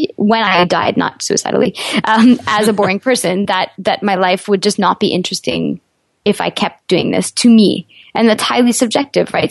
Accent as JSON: {"language": "English", "town": "Montreal", "region": "Quebec", "country": "Canada", "also_born_or_lived": "New York", "moved": "as an adult", "said": "I'm from Montreal"}